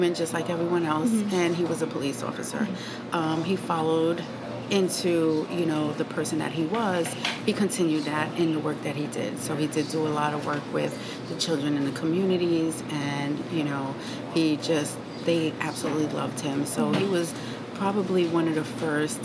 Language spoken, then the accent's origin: English; New York City, New York, United States; we grew up in the Stapleton community